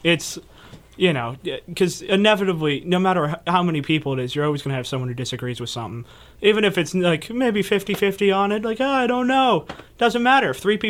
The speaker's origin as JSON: {"language": "English", "town": "Ankeny", "region": "Iowa", "country": "United States", "said": "I'm from Ankeny."}